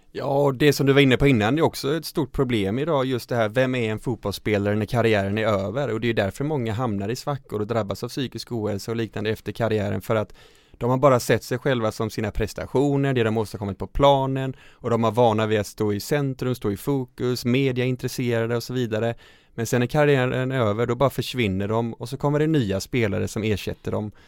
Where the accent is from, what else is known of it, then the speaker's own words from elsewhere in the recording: Falkenberg, Halland County, Sweden; där jag växte upp i Falkenberg